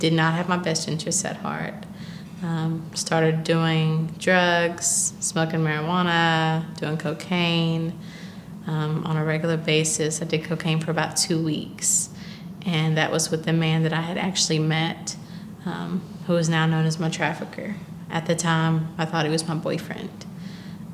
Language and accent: English; Clarksville, Tennessee, United States; I grew up in Clarksville, Tennessee